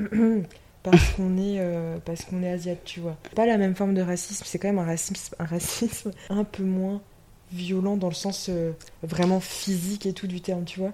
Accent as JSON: {"language": "French", "area": "Vendée", "region": "Pays de la Loire", "country": "France", "tie": "born or raised there", "also_born_or_lived": "Seoul, South Korea / Nantes", "moved": "as an adult", "lives_now": "Vendée, France", "said": "Moi, j'ai grandi en Vendée"}